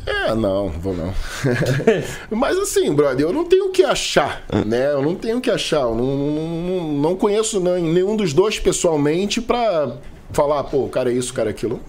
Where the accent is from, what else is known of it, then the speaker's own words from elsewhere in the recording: Rio de Janeiro, Brazil; Sou da Zona Norte do Rio